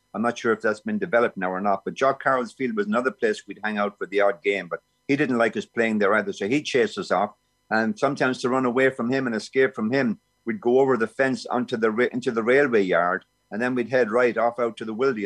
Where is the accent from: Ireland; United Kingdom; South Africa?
Ireland; Clonmel, Tipperary; moved away as an adult; now in Vancouver, Canada; I was born down by the Friary, but we moved quickly to Griffith Avenue, which was the biggest uh, estate in Clonmel at the time